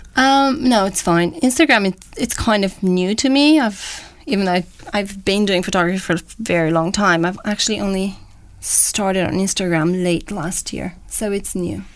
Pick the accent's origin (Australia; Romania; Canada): Romania; moved away as an adult; also born or lived in Boston, United States; now in London, United Kingdom; I was born and raised in Romania. Left uh, when I was about 20